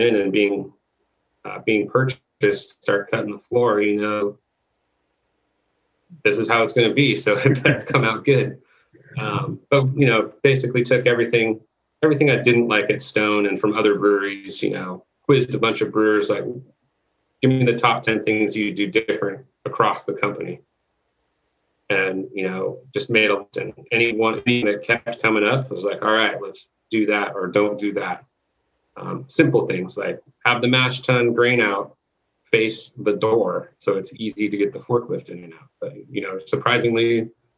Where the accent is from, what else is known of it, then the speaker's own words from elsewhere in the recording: Thousand Oaks, California, United States; also born or lived in Newbury Park; my hometown? And he didn't know I was from there